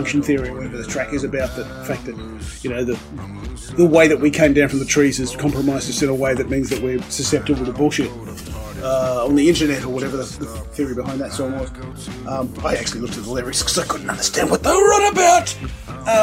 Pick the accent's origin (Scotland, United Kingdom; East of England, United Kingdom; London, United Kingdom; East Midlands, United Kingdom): Scotland, United Kingdom; Being Scottish